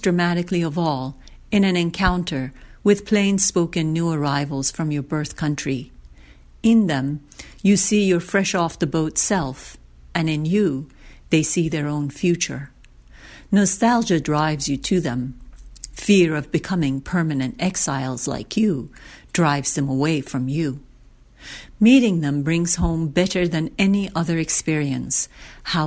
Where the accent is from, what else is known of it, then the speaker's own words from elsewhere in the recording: Iran; now in United States; I was born and raised in Iran, and then I came to America, and now I'm Iranian-American